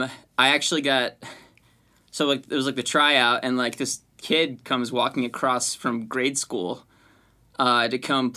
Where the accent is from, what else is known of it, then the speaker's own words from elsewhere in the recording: Milwaukee, Wisconsin, United States; moved away as an adult; also born or lived in Los Angeles; I've been obviously born and raised in Milwaukee. I moved to LA last year, but I've been back since quarantine